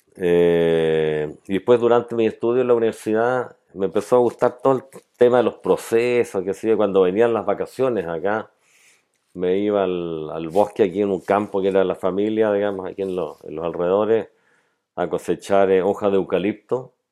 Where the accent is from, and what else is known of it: Valdivia, Los Ríos, Chile; born or raised there